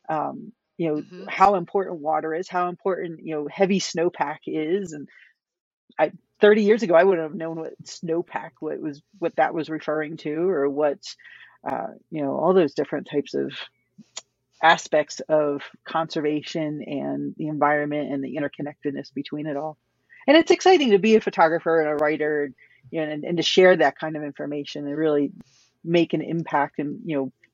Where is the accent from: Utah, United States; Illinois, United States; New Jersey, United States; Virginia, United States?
New Jersey, United States; moved away as an adult; now in Western United States; I grew up in New Jersey.